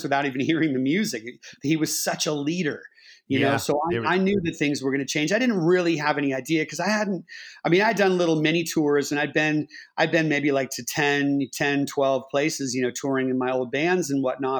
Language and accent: English; Bay Area, California, United States; I grew up in the Bay Area